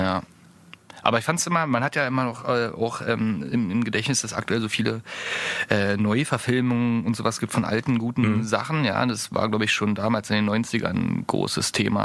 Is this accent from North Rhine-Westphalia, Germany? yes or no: no; Saxony, Germany; accent: Saxon; man hört es vielleicht an meinem sächsischen Akzent.